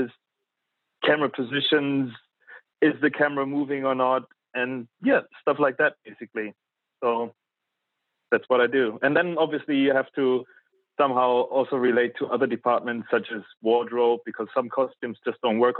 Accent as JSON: {"language": "English", "region": "East Germany", "country": "Germany", "tie": "born or raised there", "also_born_or_lived": "London", "moved": "as an adult", "said": "I was born in East Germany."}